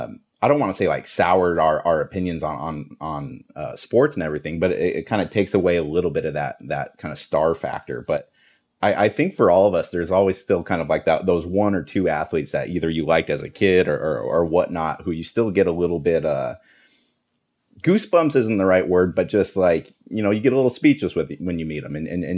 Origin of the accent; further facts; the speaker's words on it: Alaska, United States; also born or lived in Seattle, United States; I was born in Seattle before I moved up to Alaska.